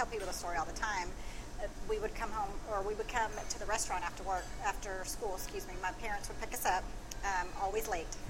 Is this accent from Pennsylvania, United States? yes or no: no; Waco, Texas, United States; also born or lived in San Marcos; I grew up in Waco, graduated from Riker.